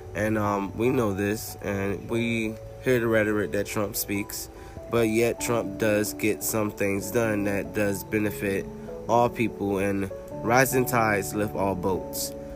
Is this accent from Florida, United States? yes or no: yes; Florida, United States; now in North Carolina, United States; I'm a Floridian. I'm a native. I was born and raised in Florida, and now I live in North Carolina